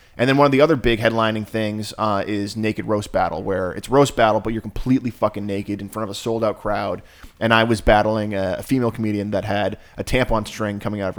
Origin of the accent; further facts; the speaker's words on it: Ireland; I'm Irish, right?